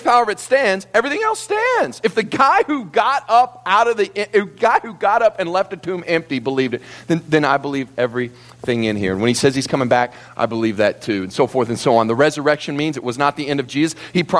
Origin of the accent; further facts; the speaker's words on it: Kentucky, United States; I come from the South, Kentucky, and I love to spend time in the mountains of Appalachia.